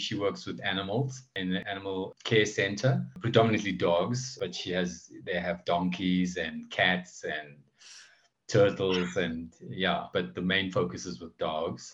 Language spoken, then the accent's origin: English; South Africa; I'm from South Africa